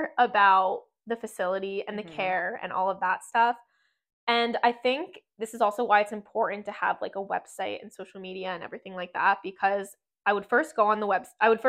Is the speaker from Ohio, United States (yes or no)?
no; Florida, United States; now in Pennsylvania, United States; Because it's very cold in Pennsylvania, and I am from Florida, and I...